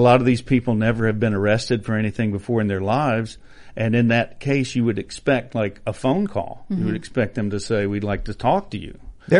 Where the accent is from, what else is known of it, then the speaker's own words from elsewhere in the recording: North Carolina, United States; North Carolina.